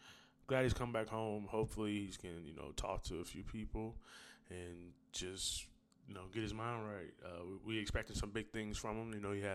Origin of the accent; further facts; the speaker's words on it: Wisconsin, United States; now in Los Angeles, United States; I'm in L.A., but I'm from Wisconsin, so I want to make sure that we get this set up.